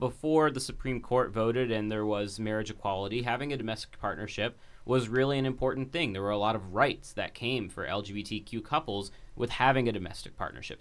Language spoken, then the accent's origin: English; Dayton, Ohio, United States; growing up in Dayton